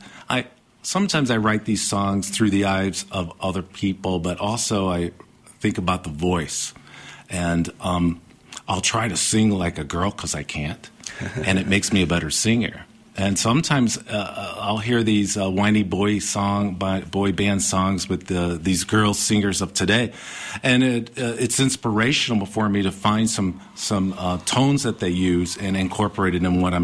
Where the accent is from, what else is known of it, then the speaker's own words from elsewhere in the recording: Chicago, Illinois, United States; also born or lived in Virginia / Tennessee; we moved to Chicago from Virginia, Tennessee, and I grew up in Chicago after 6 years old